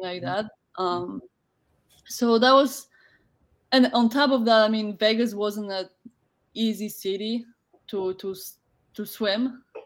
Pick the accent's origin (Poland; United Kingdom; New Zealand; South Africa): Poland; English is a second language; moved away as an adult; also born or lived in United States; I decided to to um, to leave my my home uh, city